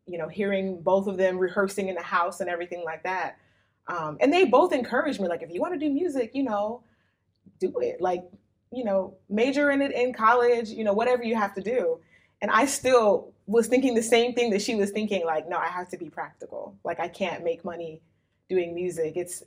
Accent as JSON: {"language": "English", "country": "United States", "moved": "yes", "lives_now": "Japan", "said": "being African American"}